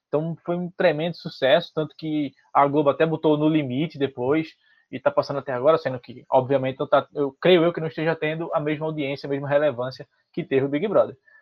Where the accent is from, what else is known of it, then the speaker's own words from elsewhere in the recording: Recife, Pernambuco, Brazil; eu também sou de Recife